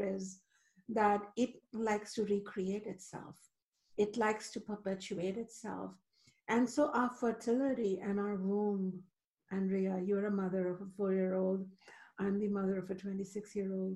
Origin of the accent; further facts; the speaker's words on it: India; moved away; I grew up in India where the divine feminine is still alive